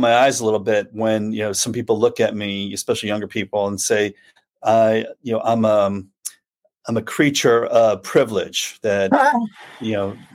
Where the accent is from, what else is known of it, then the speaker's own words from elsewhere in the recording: New York City, New York, United States; moved away; there was a lot of strange things about growing up in Staten Island